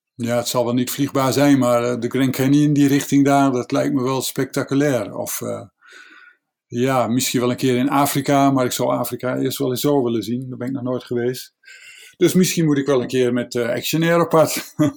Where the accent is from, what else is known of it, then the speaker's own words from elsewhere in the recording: Netherlands; Wij Nederlanders